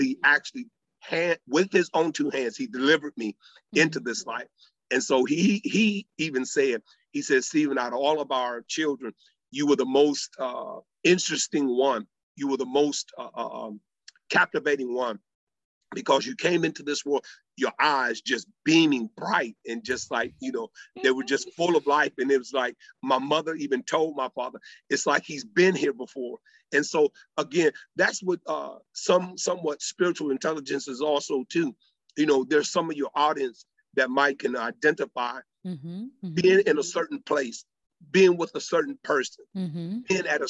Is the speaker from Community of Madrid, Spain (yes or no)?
yes; Madrid, Community of Madrid, Spain; born there; also born or lived in Torreon de Aros; So to answer your question, I've lived on at least 3 to 4 different major continents. I was born in Torreon de Aros, Madrid, Spain.